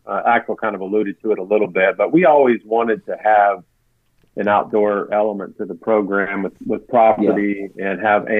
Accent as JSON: {"language": "English", "town": "Las Vegas", "region": "Nevada", "country": "United States", "tie": "born there", "also_born_or_lived": "California / Texas", "said": "I kind of bounced around a lot. I was not in a military family, but was born in Vegas, lived in Northern and Southern California and Texas, went to college out in Montana."}